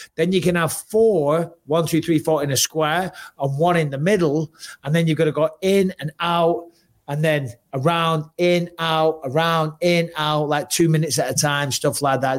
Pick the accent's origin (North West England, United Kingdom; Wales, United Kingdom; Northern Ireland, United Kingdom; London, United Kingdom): North West England, United Kingdom; Clitheroe; I'm from Clitheroe.